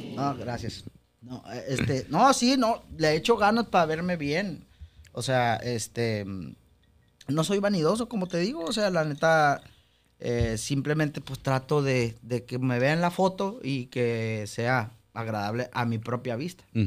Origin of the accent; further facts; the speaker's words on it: Mexico; somos mexicanos